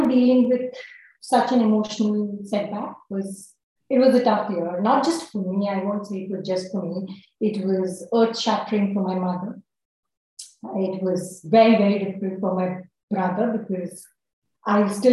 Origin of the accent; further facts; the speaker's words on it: Jharkhand, India; I'm a Brahmin from Jharkhand